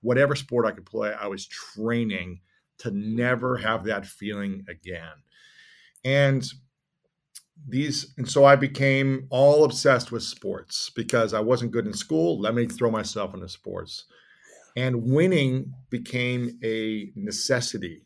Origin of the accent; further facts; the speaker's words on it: Midwest, United States; we were shaped as young boys growing up in the Midwest